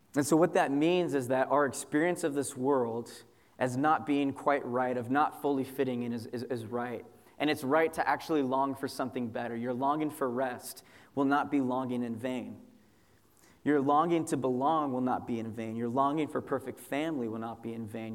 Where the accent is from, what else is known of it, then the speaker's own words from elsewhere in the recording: Southern California, United States; moved away as an adult; also born or lived in Chicago; I moved from Southern California, where I'm from, to go to seminary uh, in Chicago. You know, my whole life basically exists in a 30 mile radius